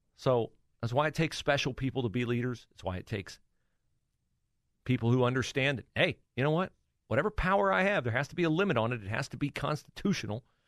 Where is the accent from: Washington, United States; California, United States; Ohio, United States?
Ohio, United States; Mike DeWine represented uh, the district in which we lived in the uh, U.S. Congress